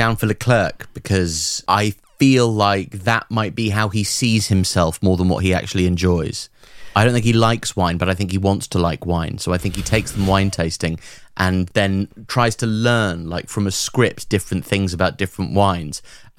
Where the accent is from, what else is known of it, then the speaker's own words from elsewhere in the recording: Australia; Nah, mate. You got your neckers in a twist about my voice, but I'm fucking Aussie.